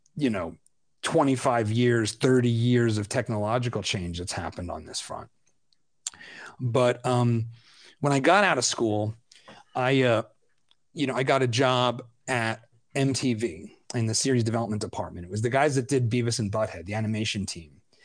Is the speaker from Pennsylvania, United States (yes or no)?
yes; Philadelphia, Pennsylvania, United States; I'm a Philadelphian